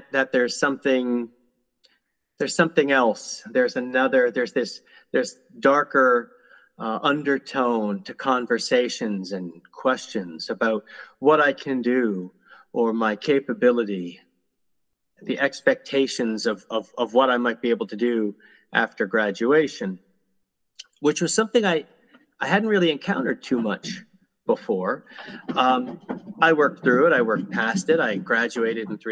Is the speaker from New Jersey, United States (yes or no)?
yes; Morris County, New Jersey, United States; I'm from Morris County, New Jersey, originally, and I think, as is so often the case with students or children who are blind, I was the only blind kid in town and in school